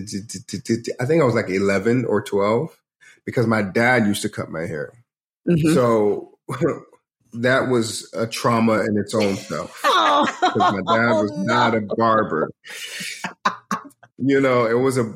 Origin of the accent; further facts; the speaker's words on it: Georgia, United States; moved away as an adult; also born or lived in London, United Kingdom / New Jersey, United States / Atlanta, United States / New York, United States; now in Los Angeles, United States; moved to Georgia. So I lived in middle of nowhere, Georgia, from middle school, high school. Then I went to college in Atlanta. So yeah, Georgia for the most part